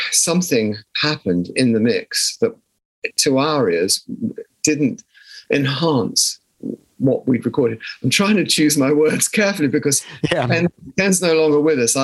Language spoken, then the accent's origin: English; South of England, United Kingdom; accent: posh; we came from the South